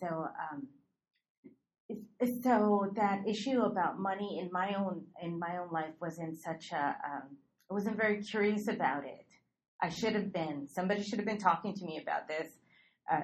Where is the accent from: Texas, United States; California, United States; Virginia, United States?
California, United States; Los Angeles; I grew up in East LA, so I didn't really grow up a lot. Well, I didn't grow up around wealth.